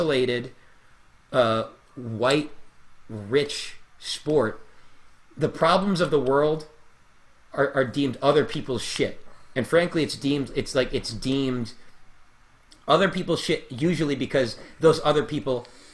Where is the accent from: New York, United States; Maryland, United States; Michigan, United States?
New York, United States; Floral Park; moved away as an adult; now in Sunnyside, Queens, United States; I grew up in Floral Park